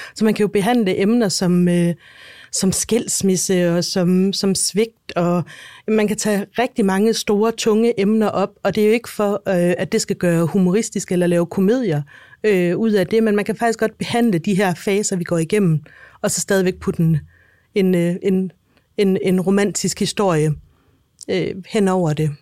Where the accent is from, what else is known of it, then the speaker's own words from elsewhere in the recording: Denmark; jeg er dansker